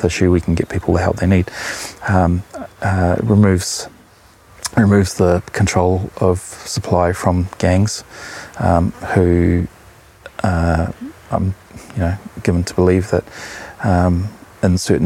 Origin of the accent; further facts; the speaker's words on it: Auckland, New Zealand; I grew up in West Auckland